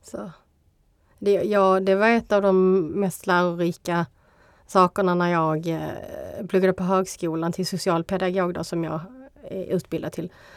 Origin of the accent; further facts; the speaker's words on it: Skåne, Sweden; accent: Scanian dialect; jag är kvinna, jag är skåning